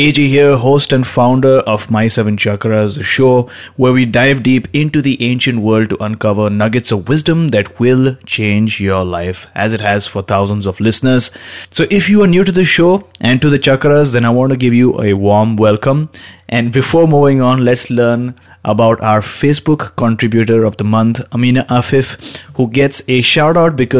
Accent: Seychelles; moved away as an adult; now in Luxembourg; I am originally from Seychelles, but I've moved to Luxembourg after completing my master's in statistics and another in education in UK.

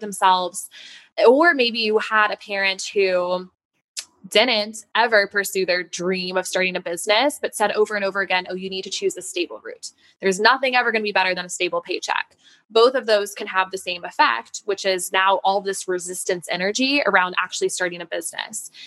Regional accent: Denver, Colorado, United States; moved away as an adult; now in New York City, United States; I moved from Denver, yes. So that was where I had grown up.

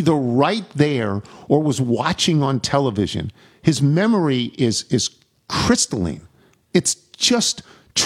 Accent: Nassau County, Long Island, New York, United States; I'm from Nassau

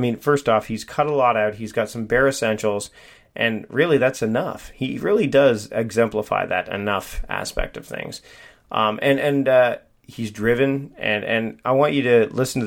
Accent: Hamilton, Ontario, Canada; moved away; also born or lived in Vancouver Island; I'm originally from the Hamilton area. But I actually spent my high school years in a town called Waterdown

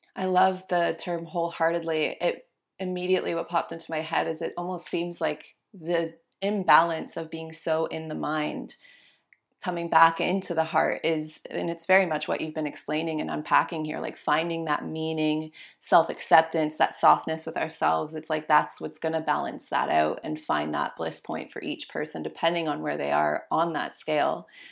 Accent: Canada; I'm a Canadian

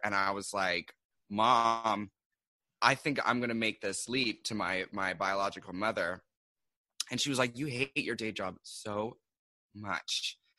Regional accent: Seattle, Washington, United States; now in New York, United States; I'm originally from Seattle. Um, and I came here to do publishing

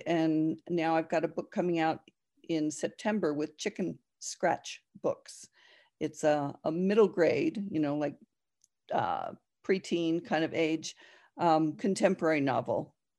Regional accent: New Jersey, United States; No, I grew up in New Jersey.

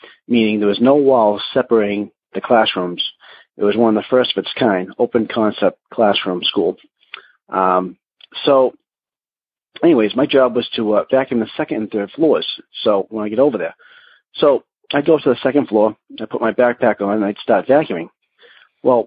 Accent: Massachusetts, United States; I'm from Massachusetts

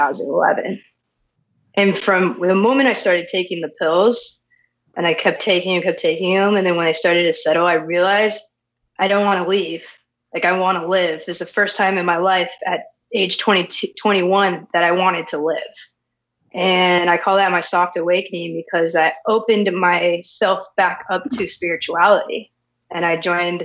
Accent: Las Vegas, Nevada, United States; I was born and raised in Las Vegas, Nevada

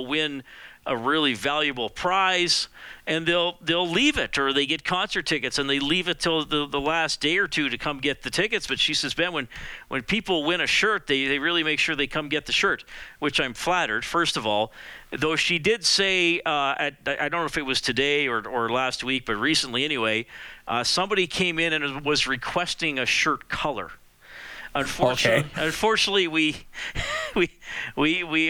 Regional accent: Evansburg, Alberta, Canada; growing up in Evansburg

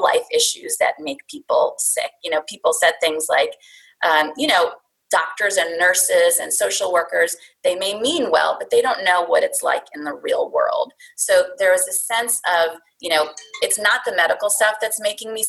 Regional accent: India; now in Pennsylvania, United States; my background is, you know, I'm from India.

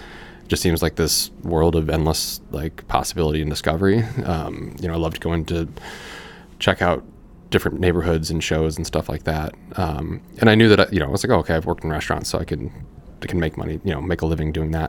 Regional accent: Peoria, Illinois, United States; now in Chicago, United States; My mom is from Houston, and that side of the family is all in Texas. But I grew up in Peoria, Illinois.

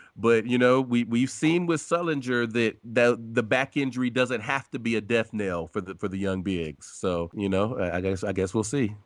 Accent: Ohio, United States; I'm born and raised in Ohio, um, and I'm, I still live in the Midwest

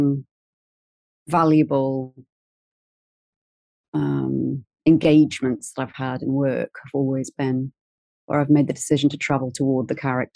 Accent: Newcastle upon Tyne, North East England, United Kingdom; moved away; I'm from Newcastle in the northeast of England

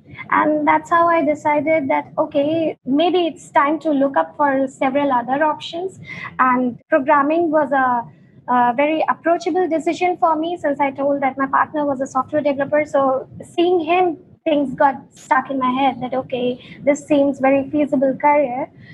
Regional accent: India; moved away as an adult; now in Berlin, Germany; So in 2018, we got an opportunity to move to Berlin, and we moved here from India.

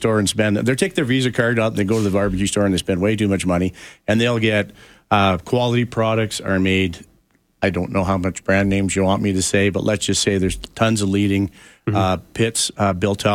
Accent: Canada; I am as Canadian can be

